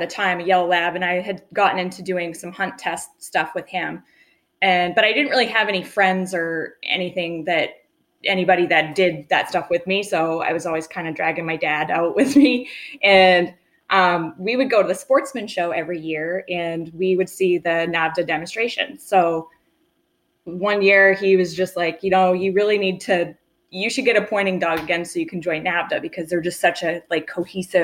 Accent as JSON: {"language": "English", "area": "Vassalboro", "region": "Maine", "country": "United States", "also_born_or_lived": "Colorado", "moved": "as an adult", "said": "I'm from Vassaburo, Maine, so central Maine area. And I kind of grew up with bird dogs."}